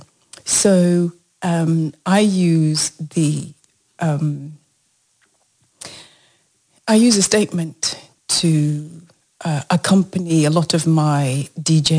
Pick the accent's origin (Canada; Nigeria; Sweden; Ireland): Nigeria; now in United Kingdom; I'm Nigerian by birth, and then I became British.